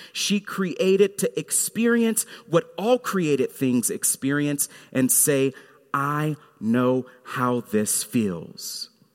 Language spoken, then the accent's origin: English; Fort Worth, Texas, United States; Mount Carmel Missionary Baptist Church in Fort Worth, Texas, where I grew up.